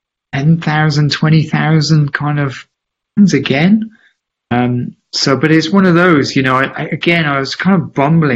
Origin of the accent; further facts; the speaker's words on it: Gloucester, South West England, United Kingdom; I'm from Gloucester, you know, I'm born and bred